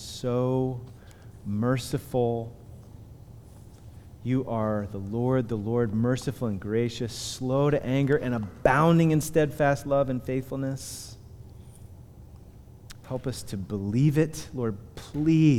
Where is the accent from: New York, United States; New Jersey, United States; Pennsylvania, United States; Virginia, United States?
Pennsylvania, United States; Punxsutawney; I'm from Punxsutawney